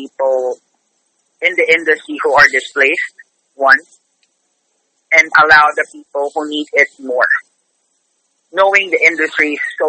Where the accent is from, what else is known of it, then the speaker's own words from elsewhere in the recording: Manila, Metro Manila, Philippines; moved away as an adult; now in New York, United States; I'm actually originally from the Philippines. I'm originally from the Philippines, from Manila.